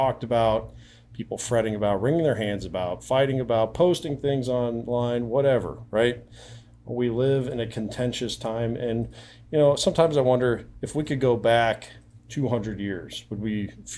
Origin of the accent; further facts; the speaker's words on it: Iowa, United States; a fellow Iowan